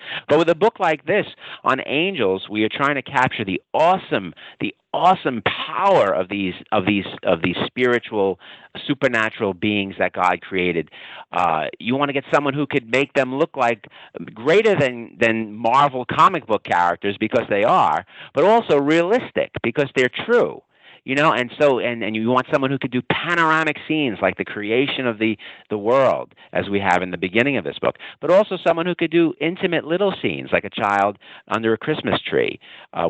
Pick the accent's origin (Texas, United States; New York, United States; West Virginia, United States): New York, United States; New York City; I'm Italian. I grew up in Brooklyn, New York. If your audience can't tell already by my accent